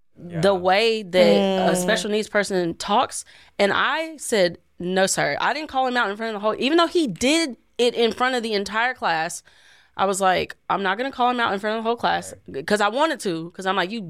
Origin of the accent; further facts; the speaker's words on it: Tennessee, United States; I'm from Tennessee, so.